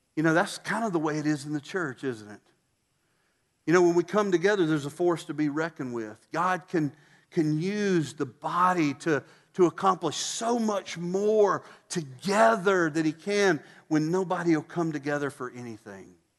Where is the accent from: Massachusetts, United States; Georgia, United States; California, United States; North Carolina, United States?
Georgia, United States; Statesboro; moved away; Statesboro, my hometown